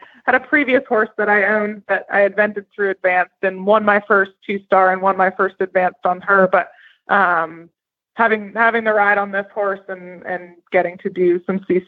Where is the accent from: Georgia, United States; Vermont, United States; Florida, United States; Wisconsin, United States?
Vermont, United States; now in Southern Pines, United States; I grew up in Vermont